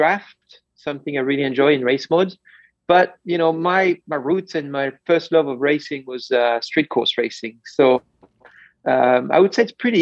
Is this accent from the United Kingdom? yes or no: no; France; moved away; I grew up in France